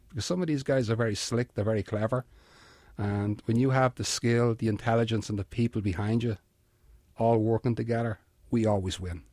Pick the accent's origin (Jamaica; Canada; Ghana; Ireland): Ireland; Dublin, Leinster; accent: Irish; moved away as an adult; also born or lived in Bronx, New York; I'm from a town called Finglas, which is on the north side of Dublin